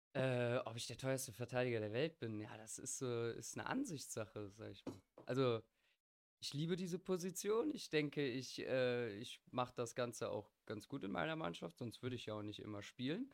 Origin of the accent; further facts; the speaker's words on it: Bergisch Gladbach, North Rhine-Westphalia, Germany; ich komme aus Bergisch Gladbach, wo der Angelo ja eigentlich auch ursprünglich herkommt.